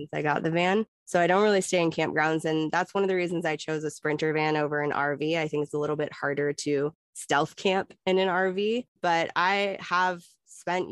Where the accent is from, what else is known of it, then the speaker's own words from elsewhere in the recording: Oregon, United States; moved away as an adult; also born or lived in California; I was born in California, grew up in Oregon, and I've been nomadic for most of the last 14 years